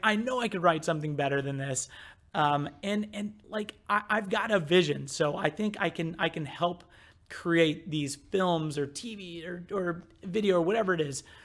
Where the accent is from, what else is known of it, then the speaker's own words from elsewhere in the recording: Midwest, United States; I grew up in the Midwest